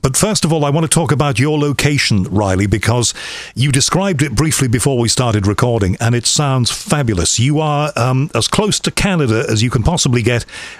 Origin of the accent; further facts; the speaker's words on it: Liverpool, North West England, United Kingdom; I'm from Liverpool